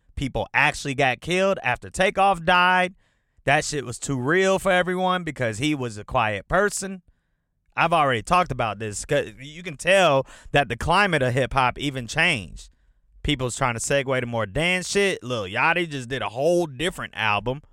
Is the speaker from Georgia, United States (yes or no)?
yes; Atlanta, Georgia, United States; also born or lived in Detroit, Michigan; I've been in Atlanta since I was nine years old